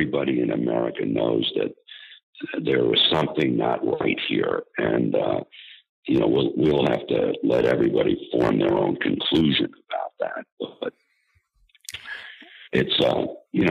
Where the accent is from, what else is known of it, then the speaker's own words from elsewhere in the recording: Scarsdale, New York, United States; I grew up in Scarsdale, which is, as you know, here in New York